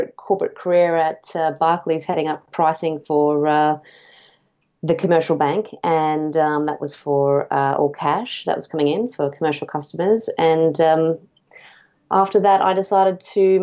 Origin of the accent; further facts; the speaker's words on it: North Queensland, Australia; I grew up in North Queensland in Australia near a region called the Whitsundays